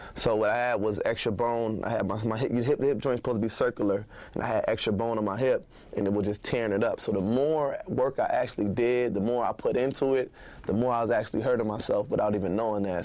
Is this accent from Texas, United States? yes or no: no; Minneapolis, Minnesota, United States; I grew up on Eighth and Irving, eight oh one Irving.